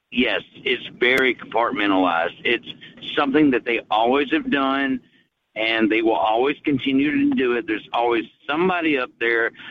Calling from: Chattanooga, Tennessee, United States; I'm … from

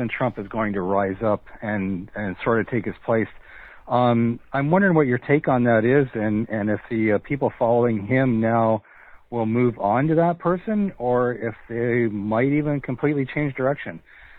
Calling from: British Columbia, Canada; also born or lived in Hawaii, United States

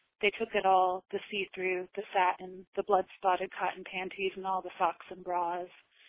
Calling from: Burlington, North Carolina, United States; I'm calling from Burlington, North Carolina.

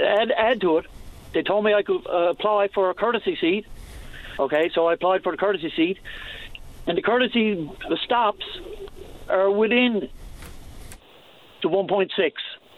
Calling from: Torbay, Newfoundland and Labrador, Canada; I'm calling from Torbay

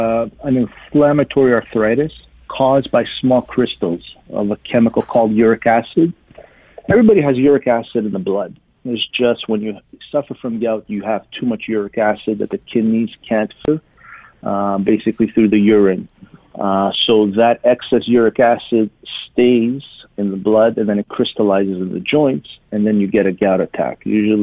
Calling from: Montreal, Quebec, Canada; I'm in the Montreal area in Quebec.

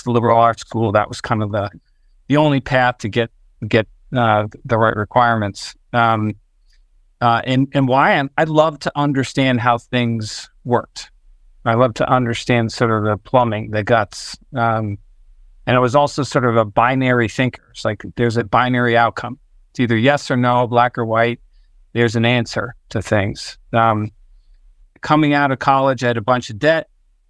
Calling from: Princeton, New Jersey, United States; I'm in Princeton, New Jersey.

